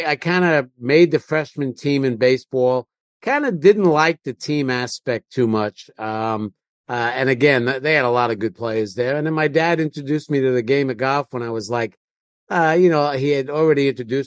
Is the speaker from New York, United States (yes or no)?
yes; New York City, New York, United States; I grew up in Queens, maybe 10 miles at the most, probably not even that far from Times Square in the city